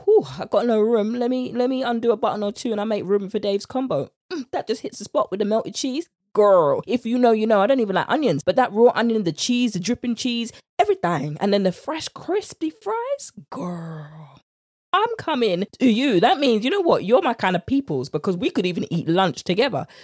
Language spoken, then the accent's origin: English; United Kingdom; accent: British; my British accent